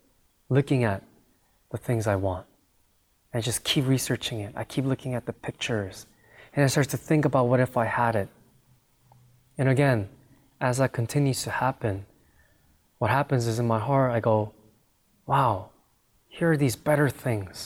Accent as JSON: {"language": "English", "country": "United States", "tie": "born or raised there", "said": "I grew up in America"}